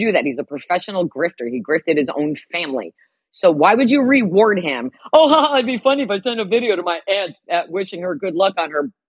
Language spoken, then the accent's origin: English; New Jersey, United States; I grew up in Jersey in the 70s and 80s